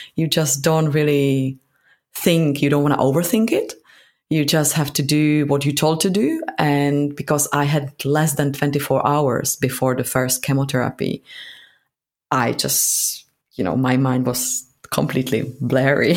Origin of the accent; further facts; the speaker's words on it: Prague, Czechia; moved away as an adult; now in London, United Kingdom; So I'm from Prague, from Czech Republic